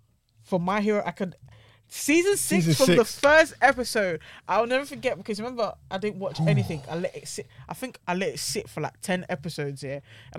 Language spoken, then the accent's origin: English; United Kingdom; My promise is to try. I'm British.